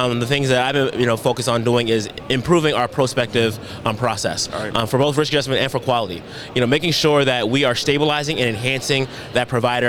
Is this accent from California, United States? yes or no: yes; Richmond, California, United States; moved away; Richmond, California. Richmond. That's my hometown.